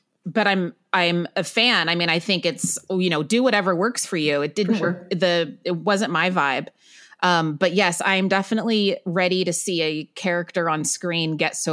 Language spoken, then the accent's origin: English; Waco, Texas, United States; moved away as an adult; also born or lived in Northern California; now in New York City, United States; I grew up in Waco, Texas, but originally from Northern California.